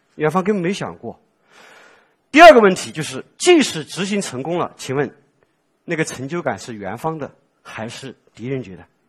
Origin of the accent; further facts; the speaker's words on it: Sichuan, China; 我作为四川人